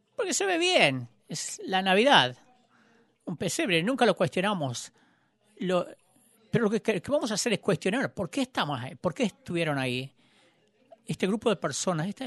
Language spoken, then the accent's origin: Spanish; Joplin, Missouri, United States; había venido a Joplin, en mi ciudad